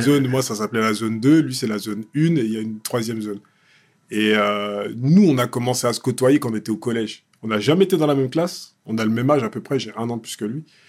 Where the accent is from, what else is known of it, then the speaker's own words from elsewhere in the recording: Évry-Courcouronnes, Île-de-France, France; j'ai grandi dans un quartier bah, populaire, tu vois. À Évry-Courcouronne